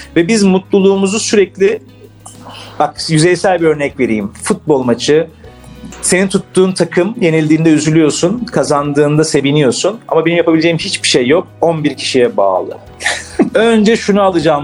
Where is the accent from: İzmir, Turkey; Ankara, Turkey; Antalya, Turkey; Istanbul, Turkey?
Istanbul, Turkey; Ben Beyoğlu'nda büyüdüm.